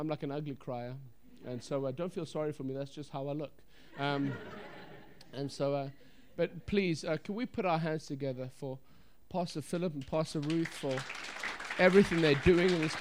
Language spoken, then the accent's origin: English; England, United Kingdom; now in Bradford, United Kingdom; I'm from England. I'm living in Bradford